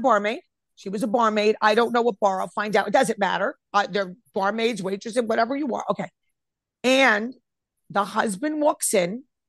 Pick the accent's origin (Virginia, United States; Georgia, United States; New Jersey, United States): New Jersey, United States; Elmwood Park; I'm from Elmwood Park